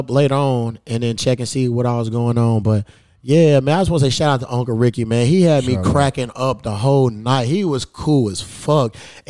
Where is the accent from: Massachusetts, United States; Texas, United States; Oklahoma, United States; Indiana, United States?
Indiana, United States; Newburgh; I grew up in Newburgh and shit, so... Yeah, out of Newburgh, there's this little club called The Hole in the Wall.